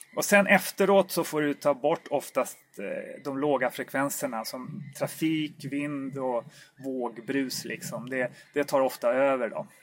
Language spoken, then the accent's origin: Swedish; Stockholm, Stockholm County, Sweden; also born or lived in Uppsala; jag är ju infödd stockholmare från början, vilket kanske hörs lite grann